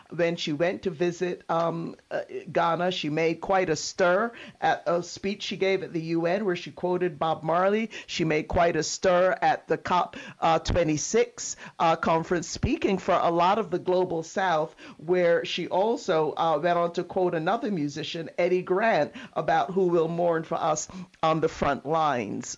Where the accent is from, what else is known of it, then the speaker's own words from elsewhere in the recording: Barbados; I'm from Barbados, so proud of my island